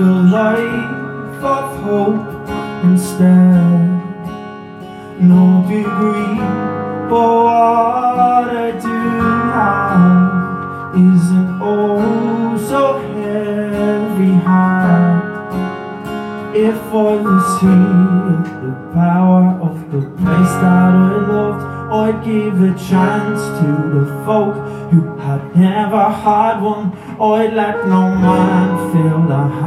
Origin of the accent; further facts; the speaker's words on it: Dublin, Leinster, Ireland; I'm from Dublin